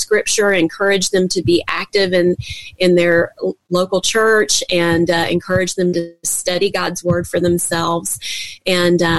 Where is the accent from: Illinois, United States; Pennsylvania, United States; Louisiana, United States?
Louisiana, United States; Baton Rouge; I'm from Baton Rouge, Louisiana